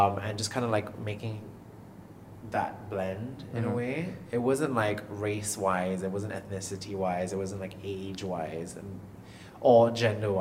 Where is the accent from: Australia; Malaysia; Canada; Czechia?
Malaysia; moved away as an adult; also born or lived in England; I'm half British, and I feel like coming back to Malaysia, like you don't feel Malaysian enough. Because I grew up in a very whitewashed household. I went to international school, I went to the uni in England.